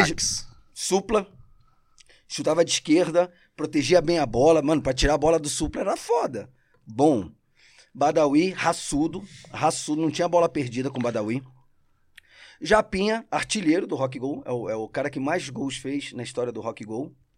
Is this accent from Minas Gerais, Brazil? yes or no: no; Rio de Janeiro, Brazil; accent: carioca; first language Spanish; Portuguese is a second language; also born or lived in Argentina; now in São Paulo, Brazil; minha infância no Rio é Cidade de Deus